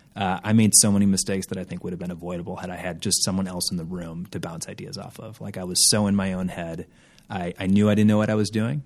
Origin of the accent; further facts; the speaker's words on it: Minneapolis, Minnesota, United States; moved away as an adult; also born or lived in Boston; now in Los Angeles, United States; I grew up in Minneapolis, Minnesota